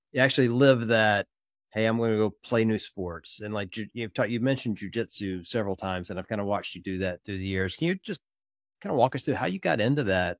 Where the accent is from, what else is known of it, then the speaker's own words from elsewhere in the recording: Mississippi, United States; I grew up in Mississippi, so Ole Miss is my team